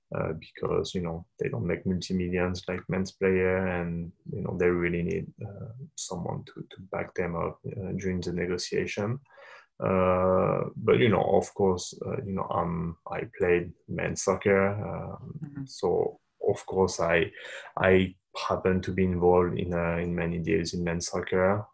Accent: Paris, Île-de-France, France; moved away as an adult; also born or lived in Japan; now in United States; I'm born and raised in Paris, uh, in France

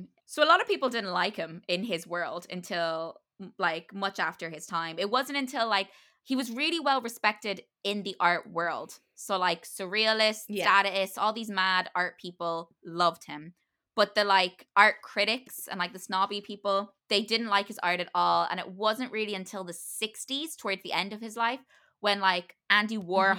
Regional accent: Ireland; I'm an Irish theater person and I don't like Beckett

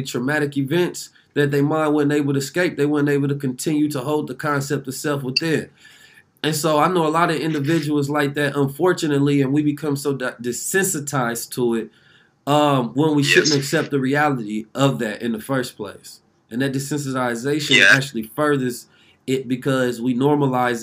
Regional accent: Oakland, California, United States; also born or lived in St. Louis, Missouri; I'm from Oakland, California

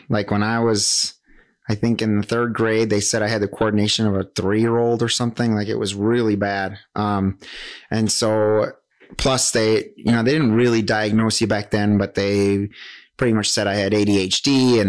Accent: Whitehall, Wisconsin, United States; now in Wausau, United States; So I teach right here in Wausau right now. I grew up in Whitehall, Wisconsin.

